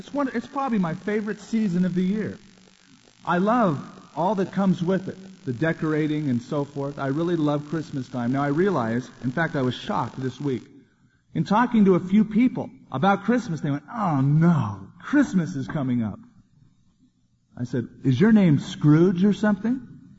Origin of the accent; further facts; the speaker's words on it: California, United States; When I grew up in California, I had a neighbor who had this scene on their front lawn, life-size, with light bulbs inside, and they glowed.